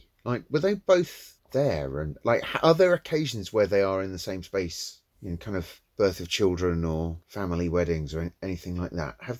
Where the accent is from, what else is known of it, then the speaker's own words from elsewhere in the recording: St Albans, East of England, United Kingdom; moved away as an adult; now in Italy; my hometown of St Albans